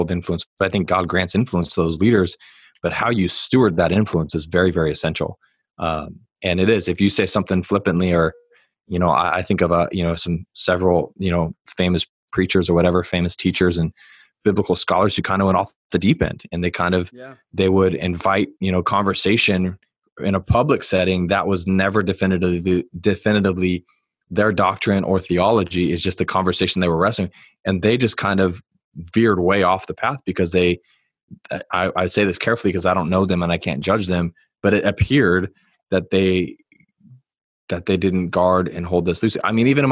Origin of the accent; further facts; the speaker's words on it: San Diego, California, United States; I was born in San Diego